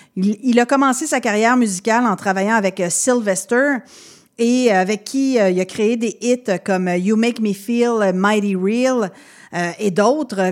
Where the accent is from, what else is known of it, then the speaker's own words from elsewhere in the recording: Quebec City, Quebec, Canada; je viens de Québec